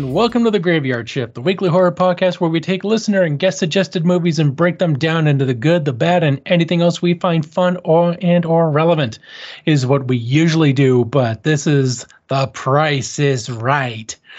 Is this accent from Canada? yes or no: yes; Canada; I'm Canadian